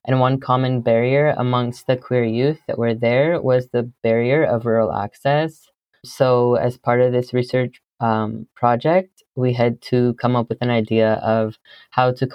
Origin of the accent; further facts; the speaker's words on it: Brant County, Ontario, Canada; I am from Brant County. I live on a farm in between Eyre, Paris, and Drumbo, Ontario.